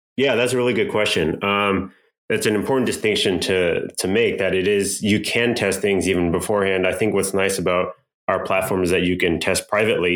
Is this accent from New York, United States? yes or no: no; Irvine, California, United States; also born or lived in Berkeley / Bay Area; now in Los Angeles, United States; actually in Irvine. Uh, so I grew up mostly in Orange County, went up to Berkeley, spent some time in the Bay Area.